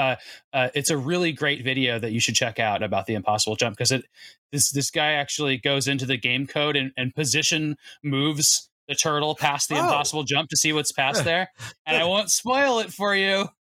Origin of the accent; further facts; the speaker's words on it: Arizona, United States; Seth, I grew up in Arizona where it was hot all the time, and so we only wore neon shorts.